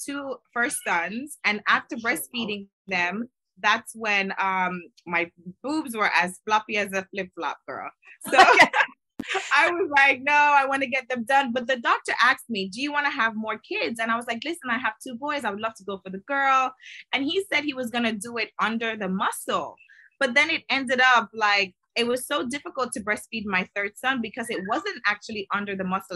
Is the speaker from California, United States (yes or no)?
no; Miami, Florida, United States; I'm originally from Miami